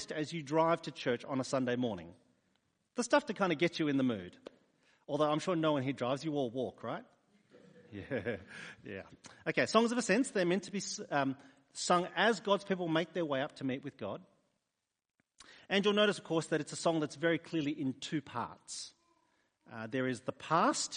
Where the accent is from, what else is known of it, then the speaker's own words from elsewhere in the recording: New South Wales, Australia; moved away as an adult; also born or lived in Sydney; now in Adelaide, Australia; I was born in New South Wales